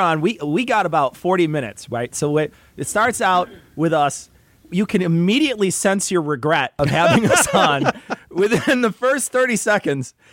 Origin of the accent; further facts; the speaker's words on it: Illinois, United States; we're from Illinois